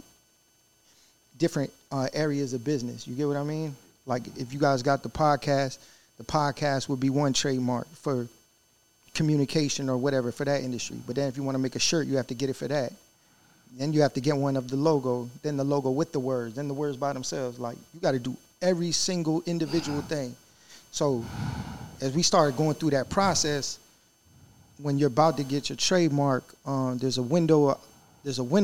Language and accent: English; Richmond, Virginia, United States; we're from Richmond, Virginia